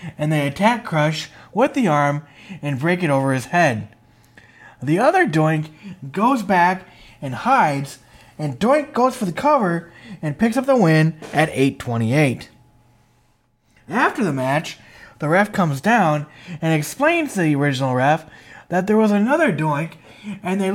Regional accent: Princeton, Minnesota, United States; I am from Princeton, Minnesota, where Bob Backlund is from

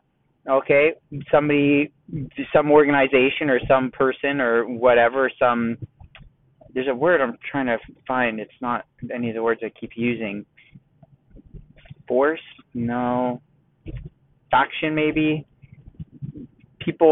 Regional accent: Southern California, United States; moved away as an adult; now in Texas, United States; living and growing up in Southern California

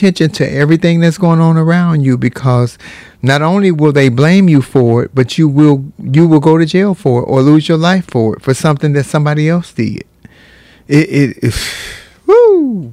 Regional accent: United States; we are Americans

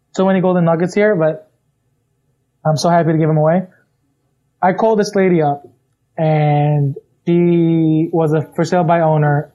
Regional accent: New York, United States; I'm from New York

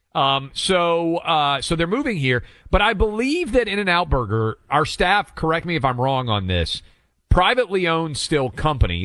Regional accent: Franklin, Tennessee, United States; this is my hometown

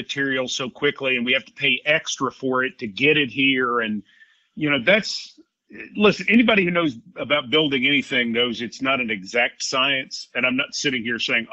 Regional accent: Middle Tennessee, United States; I grew up in Middle Tennessee

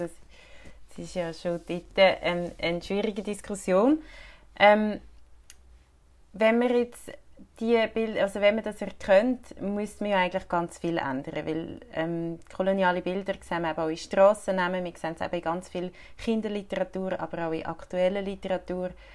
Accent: Switzerland; bei uns in der Schweiz

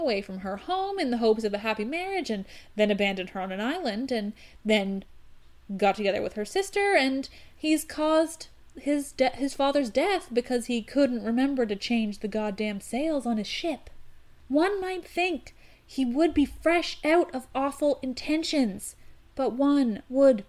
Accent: Canada; I'm Canadian.

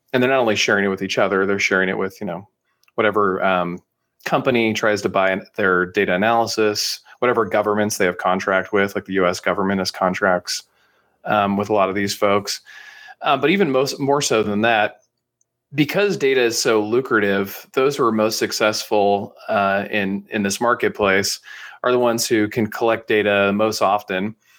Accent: San Francisco Bay Area, California, United States; I'm up in the, uh, San Francisco Bay Area, which is where I've spent most of my, uh, you know, teenage years, childhood, and then after college as well

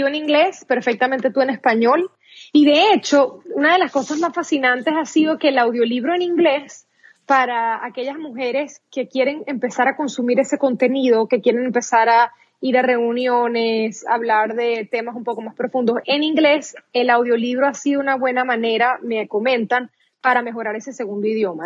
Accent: Venezuela; first language Spanish; moved away as an adult; now in United States; Soy venezolana de pura cepa, como dicen

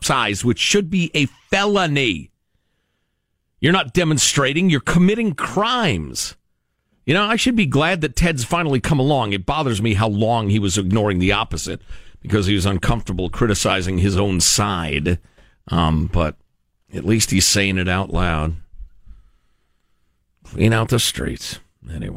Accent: Chicago, Illinois, United States; moved away; Wildness in my hometown.

